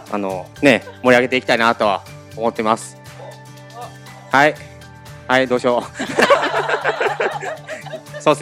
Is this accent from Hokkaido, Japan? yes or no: no; Kyoto, Japan; accent: Kansai dialect; 京都から来た